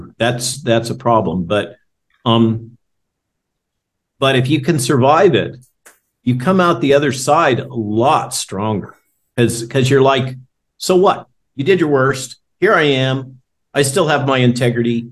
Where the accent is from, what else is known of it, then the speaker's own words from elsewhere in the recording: California, United States; now in Virginia, United States; I grew up in California